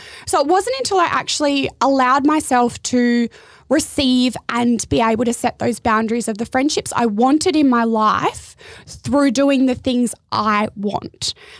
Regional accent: Adelaide, South Australia, Australia; I moved up here from Adelaide, so like country bumpkin, into the big smoke, thinking that surfer's paradise was going to be my goal.

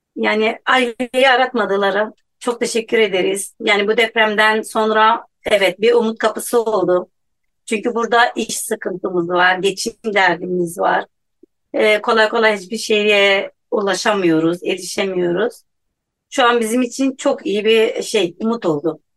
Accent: Hatay, Turkey; Hataylıyım birebir depremi yaşadım ve buradayım

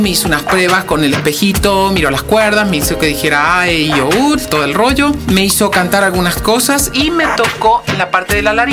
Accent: Argentina; now in Mexico City, Mexico; Y esto que soy argentino, ¿eh?

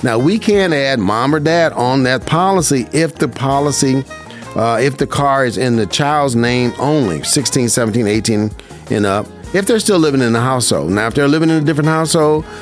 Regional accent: Las Vegas, Nevada, United States; I was born and raised in Vegas, and I love it. This is my hometown.

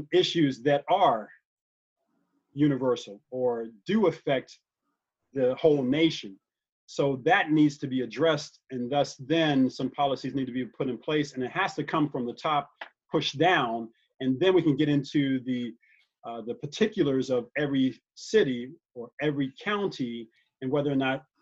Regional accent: United States; I happen to be an American. I'm an American

